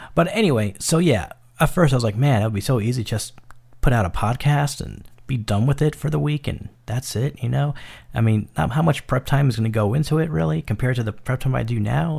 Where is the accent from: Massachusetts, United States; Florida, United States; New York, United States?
New York, United States; New York City; moved away as an adult; now in Arizona, United States; I was born and raised in New York City